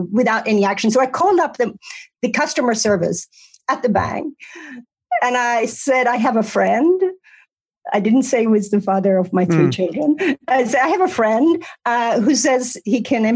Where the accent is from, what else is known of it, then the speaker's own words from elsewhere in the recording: Sweden; moved away as an adult; also born or lived in United States; now in California, United States; I was born in US by Swedish parents, and then I grew up in Sweden